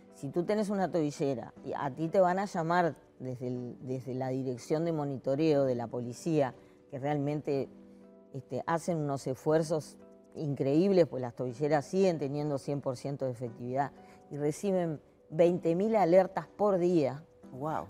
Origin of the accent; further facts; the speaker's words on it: Uruguay; Somos el país de América Latina que estamos en el número uno en indicadores de democracia, institucionalidad